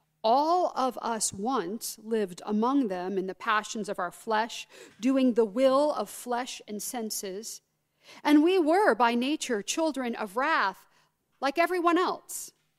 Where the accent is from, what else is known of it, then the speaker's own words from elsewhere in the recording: Southern United States, United States; So, I'll begin with a little story about growing up in the Deep South, which you cannot tell from the way I talk. But my mother's family is all Southern.